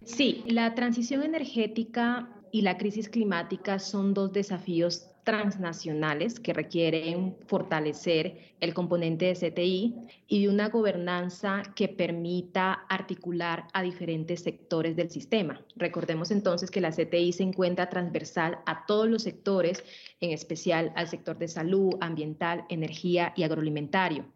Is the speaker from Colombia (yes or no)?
yes; Pacific region, Colombia; Yo vengo del Pacífico colombiano